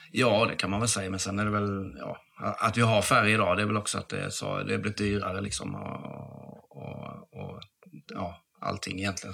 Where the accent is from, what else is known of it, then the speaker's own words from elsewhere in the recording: Halmstad, Halland County, Sweden; moved away; Jag är från Halmstad från början